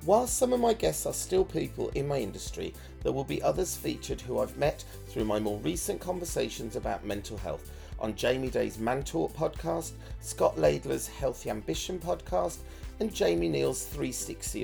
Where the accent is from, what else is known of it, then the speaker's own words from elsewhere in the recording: Birmingham, West Midlands, United Kingdom; I'm from Birmingham